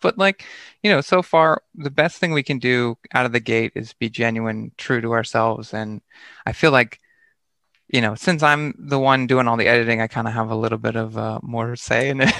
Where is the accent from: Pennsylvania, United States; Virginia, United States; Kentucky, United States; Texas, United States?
Pennsylvania, United States; Lancaster; moved away as an adult; also born or lived in Philadelphia / Japan / New York City; I grew up in Pennsylvania, like in Amish country near Lancaster, Hershey area